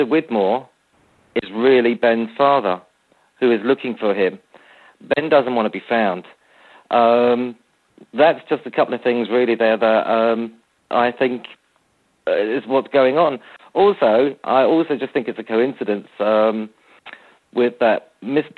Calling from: Brighton, South East England, United Kingdom; I'm calling from Brighton in the UK.

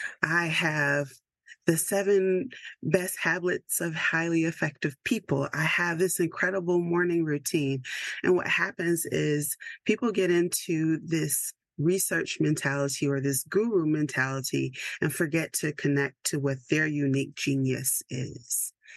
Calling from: Georgia, United States; And I am checking in from Georgia, which is not as cold as most places in the world right now.

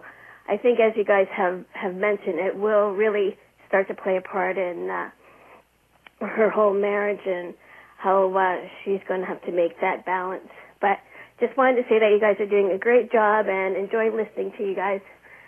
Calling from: Edmonton, Alberta, Canada; I'm calling from Edmonton, Alberta, Canada.

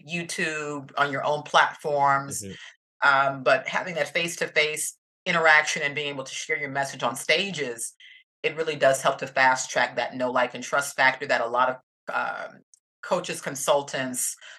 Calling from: Atlanta, Georgia, United States; I'm coming from Atlanta, Georgia in the United States, southeastern U.S.

